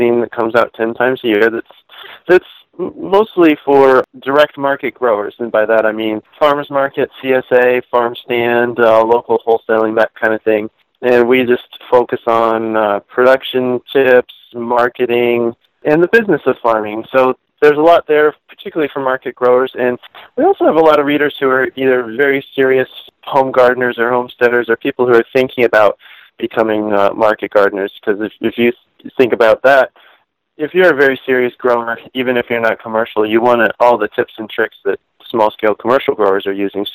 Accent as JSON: {"language": "English", "region": "Virginia", "country": "United States", "tie": "born or raised there", "also_born_or_lived": "Montreal, Canada / Pennsylvania", "moved": "as an adult", "said": "I grew up in Virginia, but my part of my family's from Pennsylvania"}